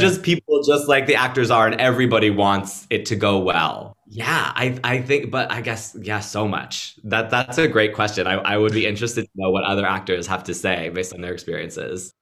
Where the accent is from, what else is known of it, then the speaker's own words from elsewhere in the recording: Pennsylvania, United States; moved away; I grew up in Pennsylvania